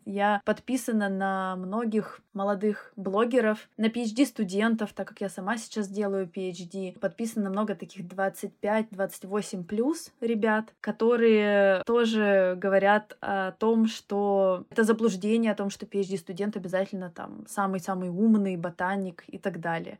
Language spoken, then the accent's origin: Russian; Russia; moved away as an adult; now in London, United Kingdom; я вообще уехала из России и оставила свою карьеру в науке.